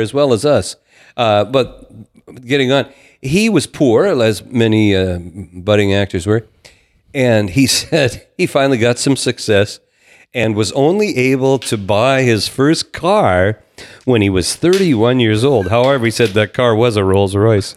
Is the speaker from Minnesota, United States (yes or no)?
yes; Downer, Minnesota, United States; I grew up in Downer, which was in the Barnesville School District